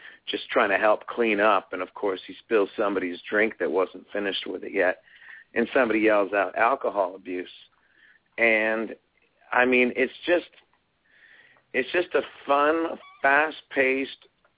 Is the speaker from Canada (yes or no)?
yes; Canada; the culture that as a Canadian, you know, me and our music has